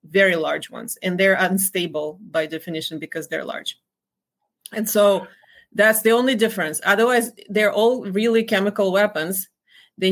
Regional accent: Dnipro, Dnipropetrovsk Oblast, Ukraine; moved away as an adult; Kolomoisky is actually from my hometown

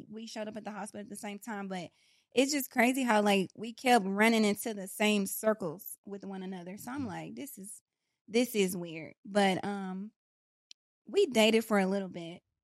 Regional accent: Dallas, Texas, United States; also born or lived in Pleasant Grove / Oak Cliff; I was born and raised in East Dallas Projects

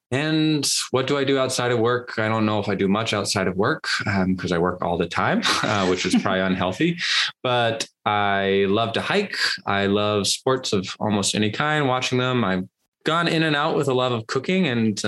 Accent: Washington, United States; I posted that I was from Washington

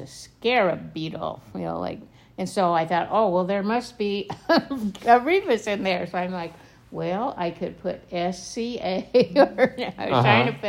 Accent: Illinois, United States; growing up in Illinois, you know those things.

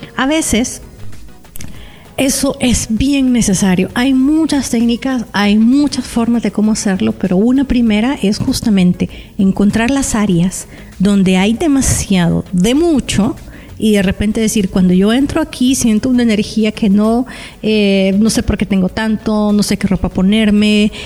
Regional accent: El Salvador; aquí en mi país, en El Salvador

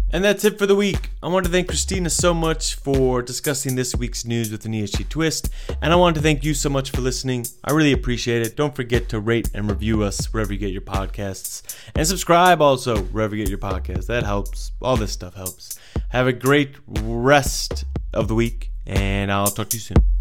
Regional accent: United States; as an American

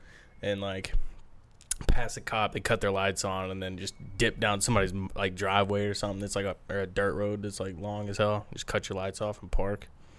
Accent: Alabama, United States; I'm from Alabama.

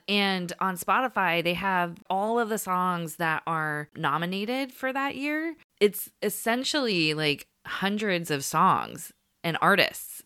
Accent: San Francisco Bay Area, California, United States; we're from the San Francisco Bay Area

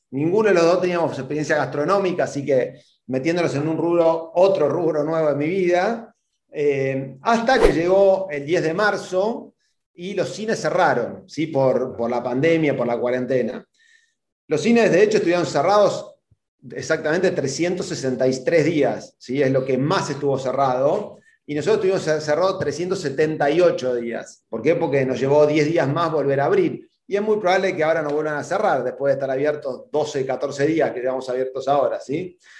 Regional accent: Argentina; yo mismo, como argentino

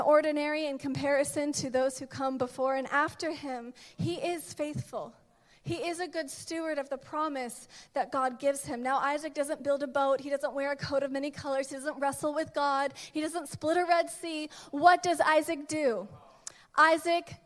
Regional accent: Georgia, United States; now in Los Angeles, United States; I'm originally from Georgia

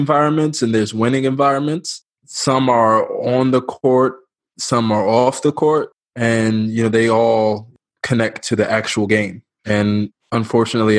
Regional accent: New York, United States; moved away as an adult; also born or lived in Maryland / Sweden; I'm originally from New York, but I spent 4 years at Towson

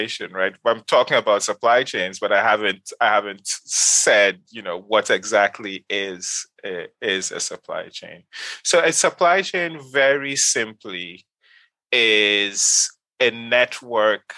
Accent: Kano, Kano State, Nigeria; moved away as an adult; also born or lived in Ghana; now in United States; I grew up in Nigeria. Specifically, I grew up in Kano

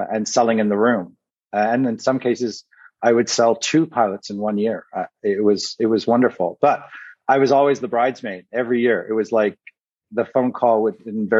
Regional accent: Canada; moved away as an adult; as a Canadian kid

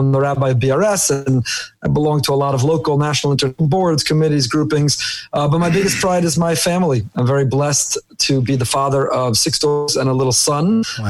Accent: Teaneck, New Jersey, United States; moved away as an adult; also born or lived in Israel; now in Boca Raton, United States; I grew up in Teaneck, New Jersey. Yavne Academy, Frisch, 2 years in Israel, KBY, YU

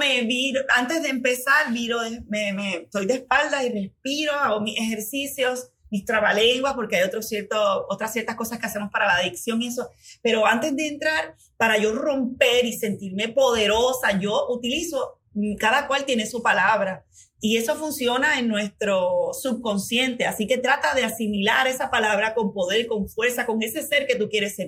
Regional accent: Puerto Rico; como buena puertorriqueña

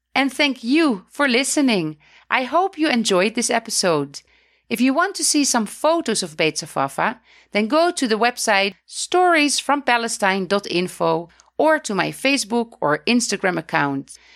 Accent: Netherlands; now in Beit Safafa; I come from the Netherlands

